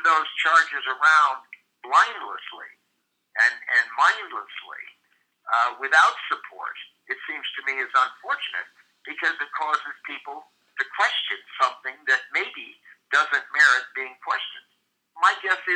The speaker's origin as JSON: {"language": "English", "region": "Midwest", "country": "United States", "said": "I'm from the Midwest"}